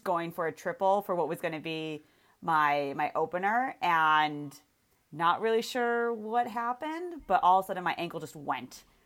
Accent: Williamsville, New York, United States; moved away; I grew up in Williamsville, East Amherst kinda area

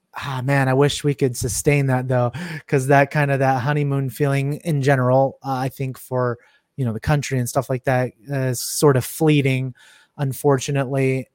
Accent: Silicon Valley, California, United States; I'm from Silicon Valley

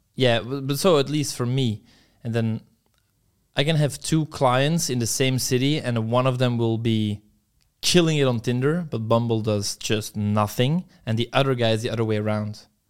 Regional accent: Belgium; moved away; my hometown in Belgium, it's pretty shit

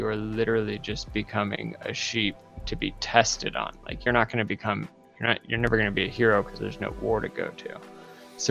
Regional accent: Idaho, United States; I grew up in Idaho

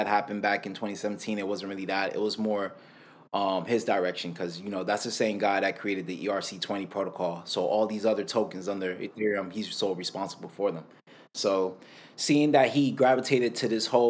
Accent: Miami, Florida, United States; I'm born and raised in Miami, Florida

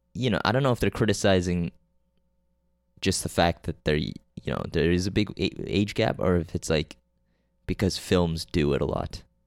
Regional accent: Canada; also born or lived in Korea; I'm fucking Korean. And Canadian.

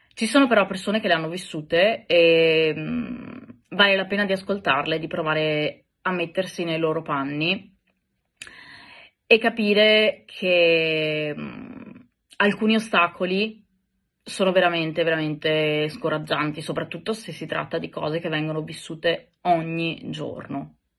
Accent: Italy; moved away; also born or lived in Greece; nel mio paese, quindi in Italia

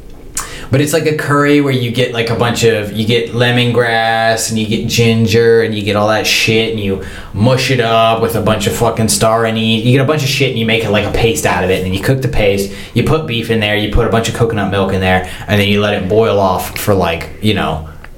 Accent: United States; as an American

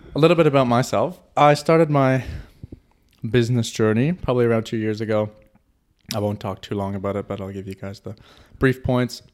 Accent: Canada; moved away as an adult; now in Germany; I'm from Canada, by the way, to throw that out there. And two years ago, I moved to Germany.

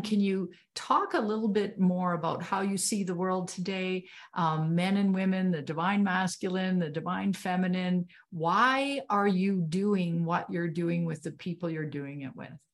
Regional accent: Canada; I'm Canadian

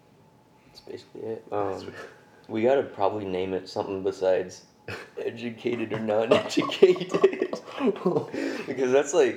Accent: Galt, California, United States; I'm from Galt, which is like 45 minutes away. But this hella small country town

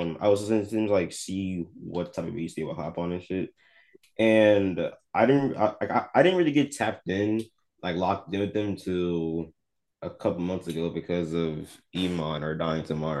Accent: Concord, North Carolina, United States; also born or lived in Raleigh, North Carolina; I'm from Concord, North Carolina. I was born in Raleigh originally, but I moved down here when I was like five. So I've been here since I was five

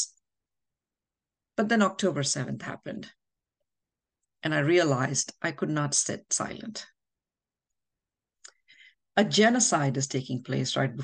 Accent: India; moved away as an adult; now in New Jersey, United States; I'm a mother, a wife, an author, and an immigrant from India. I came to the United States 20 years ago

